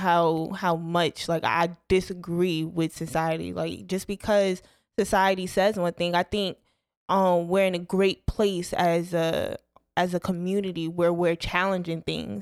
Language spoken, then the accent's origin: English; Bergen County, New Jersey, United States; moved away; I'm from North Jersey, right outside New York